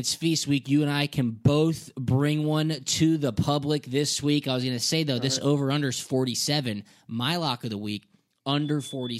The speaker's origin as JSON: {"language": "English", "town": "Atlanta", "region": "Georgia", "country": "United States", "said": "I'm from Atlanta."}